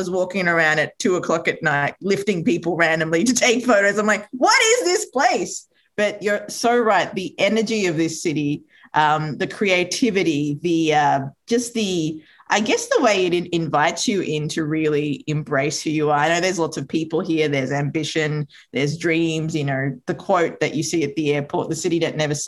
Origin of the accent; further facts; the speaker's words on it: Australia; also born or lived in Sri Lanka; Sri Lanka, which is where I was born. So my mother moved us over when I was two with my sister and my father. And, you know, I grew up in Australia.